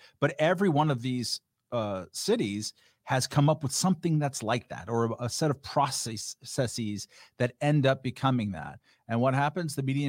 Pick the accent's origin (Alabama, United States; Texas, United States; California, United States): California, United States; Long Beach; also born or lived in Lakewood; And also where I grew up in Long Beach and in Lakewood, cheap housing everywhere just sort of sprung up.